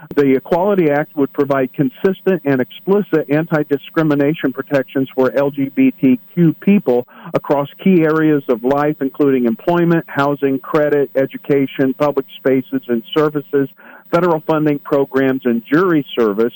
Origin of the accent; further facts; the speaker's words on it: Midwest, United States; I'm from the Midwest